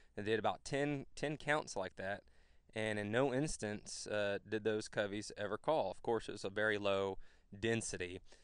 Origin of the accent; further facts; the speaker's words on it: Flatonia, Texas, United States; moved away as an adult; now in Georgia, United States; I'm originally from Central Texas, a smaller town called Flatonia